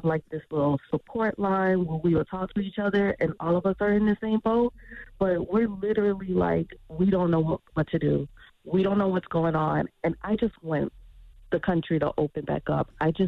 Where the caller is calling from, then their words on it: Tampa, Florida, United States; Hi, I'm calling from Tampa, Florida.